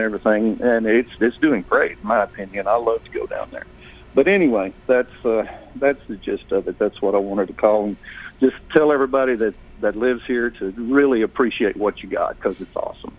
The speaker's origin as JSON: {"language": "English", "town": "Albany", "region": "Texas", "country": "United States", "tie": "born or raised there", "also_born_or_lived": "Nashville, Tennessee", "moved": "as an adult", "lives_now": "Murfreesboro, United States", "said": "I was born and raised in a small town in Texas, and uh, the nearest town, to the big town, was Abilene, and uh, my hometown was Albany"}